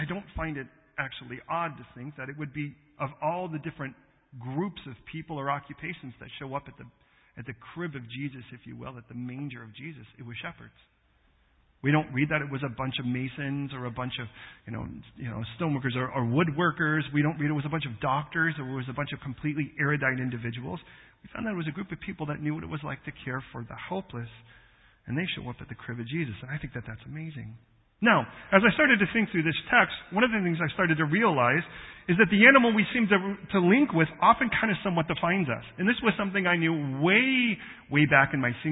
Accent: United States; we have certain things that we have in common being American

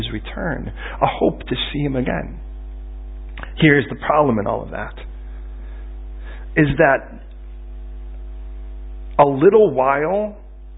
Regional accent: United States; I'm American

